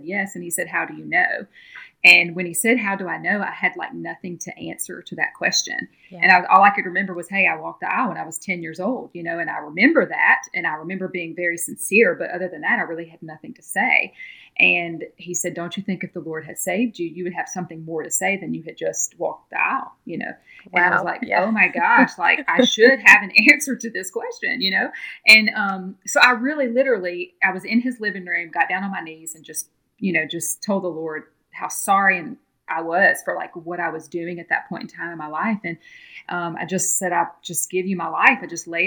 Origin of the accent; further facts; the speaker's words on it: Louisiana, United States; moved away; I'm originally from Louisiana, from a little town right outside of Baton Rouge, Louisiana. And I grew up Southern Baptist. I went to a little Southern Baptist church in my hometown there